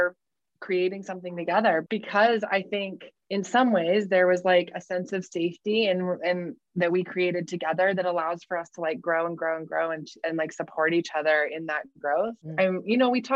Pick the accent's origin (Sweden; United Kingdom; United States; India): United States; Salt Lake City, Utah; moved away; I grew up in Salt Lake and I had lived away for a long time, and I had just returned to Salt Lake in 2020